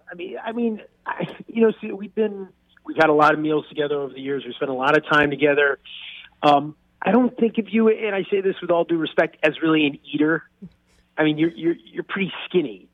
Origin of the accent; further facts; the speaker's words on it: New York, United States; I'm from New York. It's more of a food town